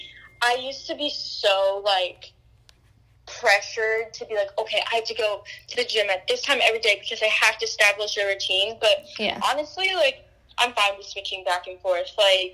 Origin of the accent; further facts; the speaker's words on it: Georgia, United States; moved away as an adult; now in Florida, United States; I love Georgia. Born and raised there for 19 years